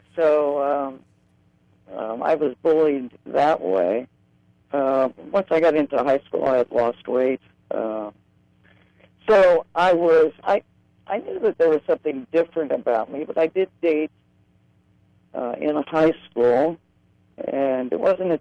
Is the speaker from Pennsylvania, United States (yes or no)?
yes; Grove City, Pennsylvania, United States; I grew up in a small town in western Pennsylvania called Grove City.